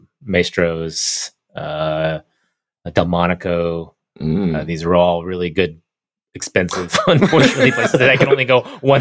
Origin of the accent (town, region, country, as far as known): Oklahoma, United States